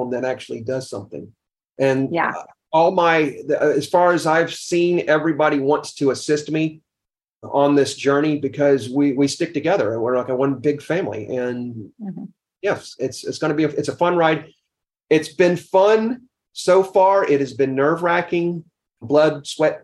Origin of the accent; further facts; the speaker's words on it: the South, United States; I grew up in the South